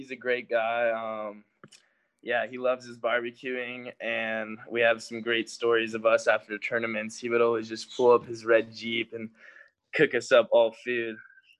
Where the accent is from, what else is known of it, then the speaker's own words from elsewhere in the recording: Florida, United States; also born or lived in San Diego, United States; I'm a boy growing up in Florida and San Diego, so I think it's going to be pretty hard